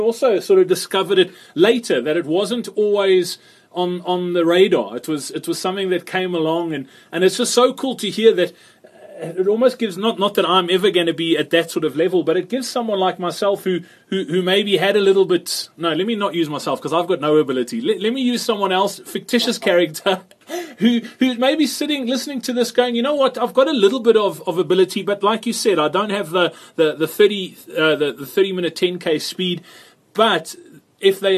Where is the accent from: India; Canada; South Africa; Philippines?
South Africa; as a South African